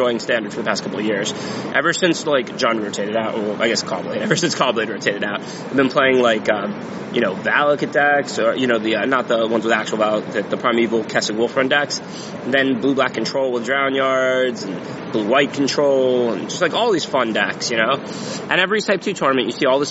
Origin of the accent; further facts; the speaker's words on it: Florida, United States; I'm from Florida